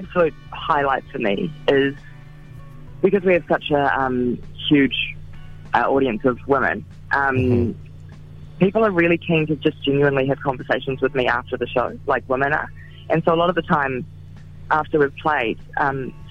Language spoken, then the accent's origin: English; Gisborne, New Zealand; I'm from a small town. I'm from Gisborne